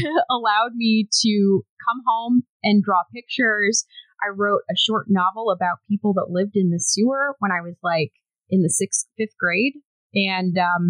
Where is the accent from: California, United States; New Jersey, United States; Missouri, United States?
Missouri, United States; Kansas City; moved away as an adult; also born or lived in Springfield, Missouri / San Antonio, Texas / Austin, Texas; I grew up in the Kansas City area, so I was born in Springfield, Missouri, but my parents moved when I was a baby to the Kansas City area